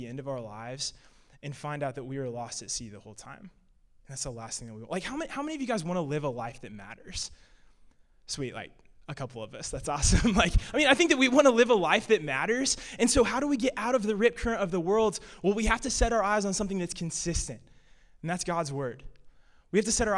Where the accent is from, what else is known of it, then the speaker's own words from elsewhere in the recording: Illinois, United States; I'm from Illinois, and basically growing up in the Midwest, growing up in cornfields